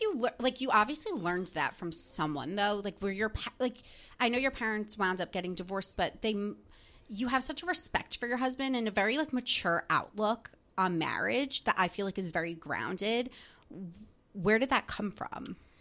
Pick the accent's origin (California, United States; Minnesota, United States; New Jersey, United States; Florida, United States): New Jersey, United States; moved away as an adult; now in New York City, United States; I grew up in New Jersey. So, like, right outside the city